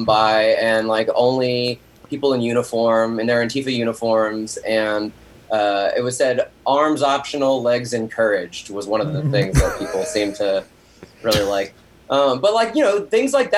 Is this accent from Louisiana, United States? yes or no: yes; Lafayette, Louisiana, United States; moved away; my hometown, which is Lafayette, Louisiana